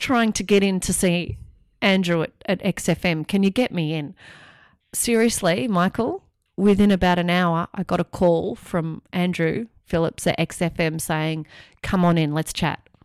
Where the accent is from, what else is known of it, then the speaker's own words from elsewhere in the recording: Australia; moved away as an adult; also born or lived in London; I was obviously from Australia